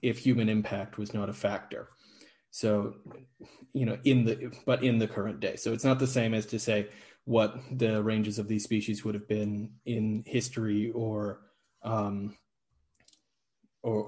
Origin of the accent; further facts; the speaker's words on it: Niagara region, Southern Ontario, Canada; first language English; moved away as an adult; also born or lived in Ireland; now in Aarhus, Denmark; I'm from the Niagara region, Southern Ontario in Canada, originally.